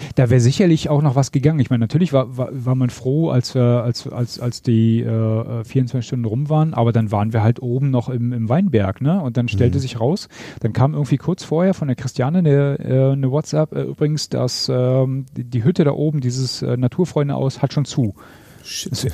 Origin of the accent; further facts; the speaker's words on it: East Germany, Germany; ich bin ja ein Ossi